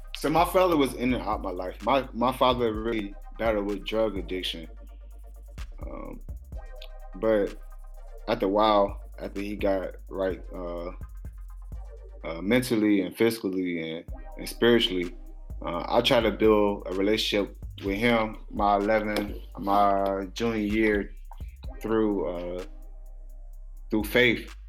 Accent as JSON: {"language": "English", "town": "Orangeburg", "region": "South Carolina", "country": "United States", "tie": "born or raised there", "said": "growing up in Orangeburg"}